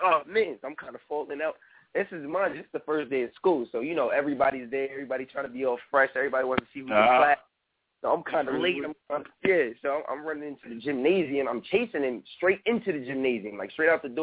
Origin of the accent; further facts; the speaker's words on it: New York, United States; I'm from New York